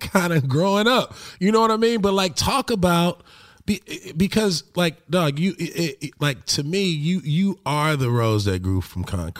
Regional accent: Los Angeles, California, United States; grow up in LA and grow up in a neighborhood

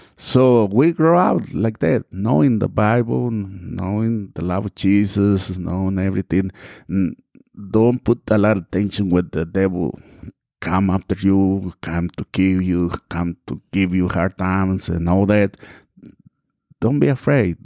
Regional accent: Mexico; English is a second language; moved away as an adult; also born or lived in Texas / Georgia; now in United States; I grew up and we left the, our town and, well, I came to United States and back in nineteen eighty-two.

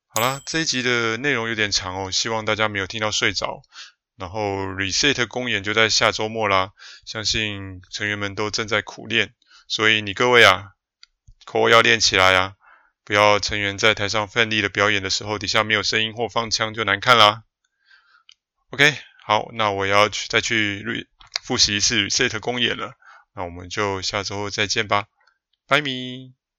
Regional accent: New Taipei, Taiwan; 我是碧潭边长大的小孩哦，从出生呢就住在吊桥桥头旁边的那个新店街上面，哦，一直住到上幼稚园才搬家

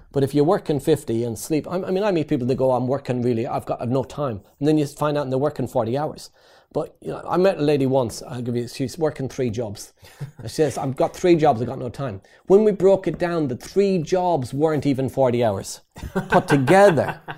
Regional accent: Ireland; moved away as an adult; also born or lived in East London; I came over from Ireland to work for a construction company

